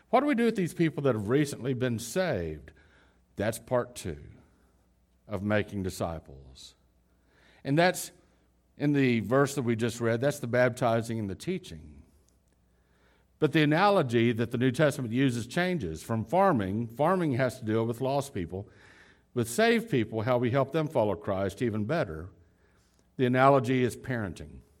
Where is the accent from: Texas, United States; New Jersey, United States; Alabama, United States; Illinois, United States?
Texas, United States; Dallas; also born or lived in Houston / Lubbock; I grew up in the city. Lubbock is the smallest city I ever grew up in. You know, we moved from Houston to Lubbock and to, then to Dallas, Fort Worth.